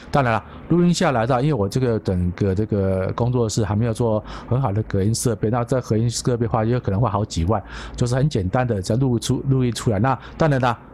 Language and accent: Chinese; Taiwan; 我是台湾人